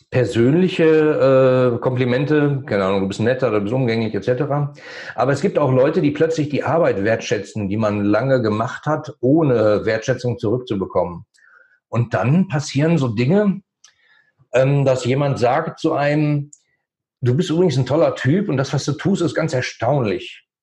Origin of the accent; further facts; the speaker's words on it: Germany; weil das mein Heimatland ist und ich fühle mich da wohl.